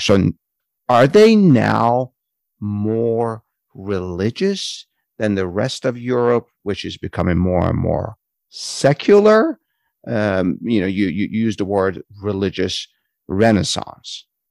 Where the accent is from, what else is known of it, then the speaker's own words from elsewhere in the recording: San Francisco, California, United States; Growing up in San Francisco